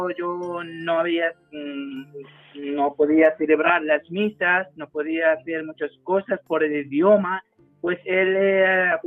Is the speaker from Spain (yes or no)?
yes; Spain; born there; yo creo que nací aquí